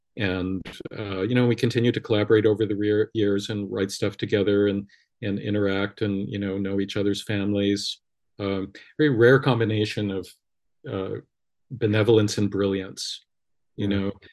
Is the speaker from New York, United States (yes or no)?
no; Los Angeles, California, United States; born and raised in Los Angeles, Hollywood Hills